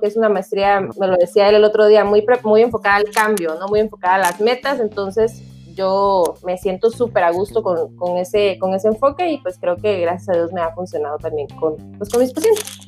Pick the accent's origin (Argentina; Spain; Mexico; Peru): Mexico; Tabasco; also born or lived in Monterrey; yo soy de Tabasco, ahorita estoy actualmente aquí en, pues en mi casa, ¿no? En Tabasco